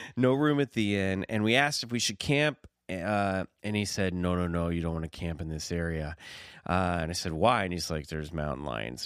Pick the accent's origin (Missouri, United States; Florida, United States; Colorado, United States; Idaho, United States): Missouri, United States; Kansas City; near Kansas City, where I grew up